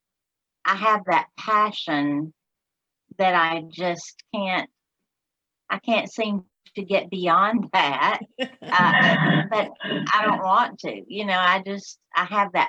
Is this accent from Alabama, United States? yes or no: yes; Alabama, United States; accent: Southern; I'm from Alabama